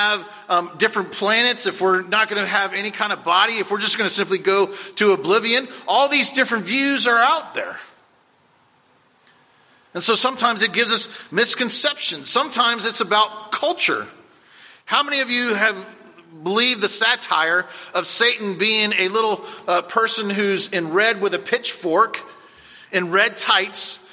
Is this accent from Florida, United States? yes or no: yes; Cocoa Beach, Florida, United States; I remember going on my grandparents' porch growing up in Cocoa Beach